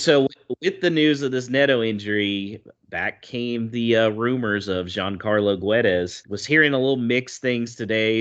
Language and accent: English; United States; moved away; as an American out here